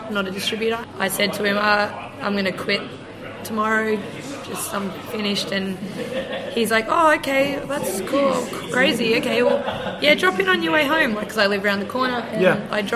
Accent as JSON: {"language": "English", "town": "Kiama", "region": "New South Wales", "country": "Australia", "tie": "born or raised there", "also_born_or_lived": "Wollongong / Brisbane", "moved": "yes"}